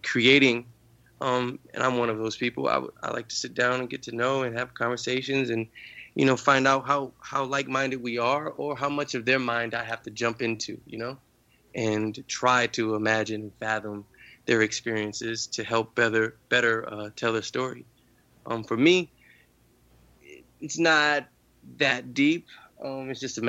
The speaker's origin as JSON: {"language": "English", "town": "New Orleans", "region": "Louisiana", "country": "United States", "tie": "born or raised there", "said": "growing up in New Orleans, I mean, you have a different experience"}